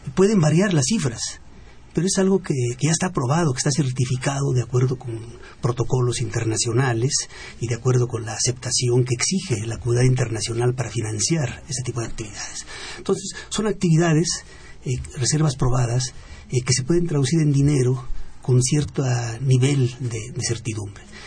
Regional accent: Mexico; como mexicano

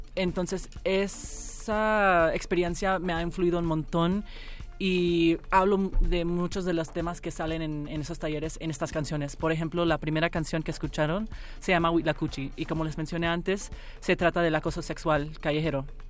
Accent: Miami, Florida, United States; nos criamos en Miami

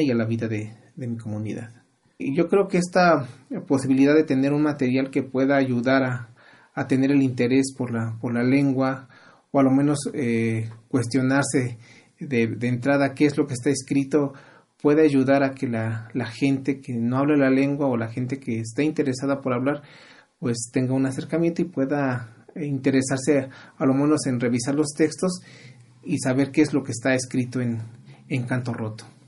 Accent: Santiago de Anaya, Hidalgo, Mexico; first language Otomi (Hñähñu); Spanish is a second language; Yo hablo ñañú desde niño, mis padres me enseñaron

